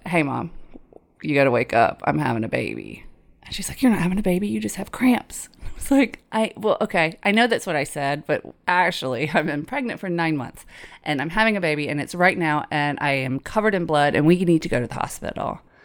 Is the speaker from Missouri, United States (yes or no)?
no; Tifton, Georgia area, United States; She wanted me to go to the local community college. Abraham Baldwin Agricultural College.